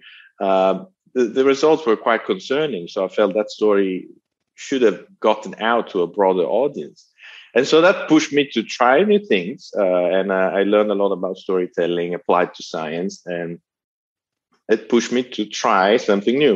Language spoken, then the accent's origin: English; Italy; accent: Italian; moved away; my Italian accent